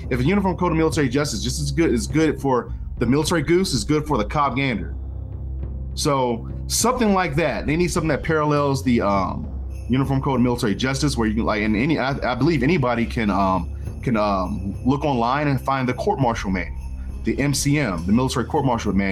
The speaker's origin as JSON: {"language": "English", "town": "Washington", "region": "District of Columbia", "country": "United States", "said": "I'm from these ghettos, right? I'm from Washington D.C. Northeast, uh, Benning Road. Holler."}